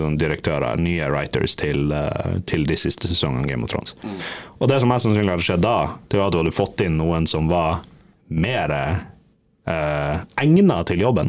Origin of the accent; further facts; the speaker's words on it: Bergen, Vestland, Norway; now in Bodø, Norway; når jeg var hjemme i Bergen